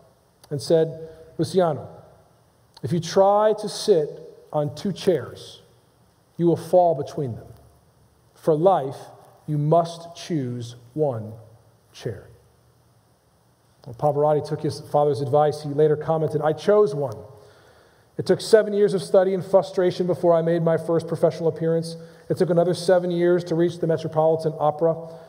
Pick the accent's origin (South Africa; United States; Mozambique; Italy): Italy; Modena, Emilia-Romagna; Arrigo Pola, a professional tenor in my hometown of Modena, Italy, took me in as a pupil.